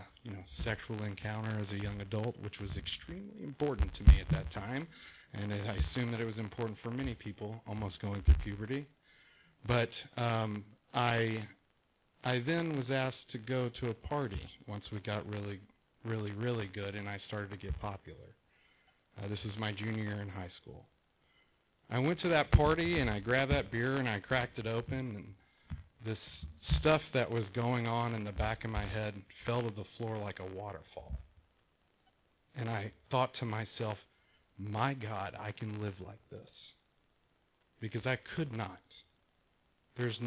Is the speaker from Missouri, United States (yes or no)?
no; Texas, United States; now in Rancho Santa Margarita, United States; the coolest kid in Texas